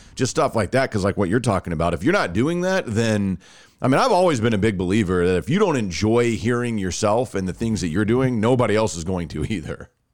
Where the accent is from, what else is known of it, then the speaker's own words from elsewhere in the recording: Rockwall, Texas, United States; I grew up just outside of Dallas.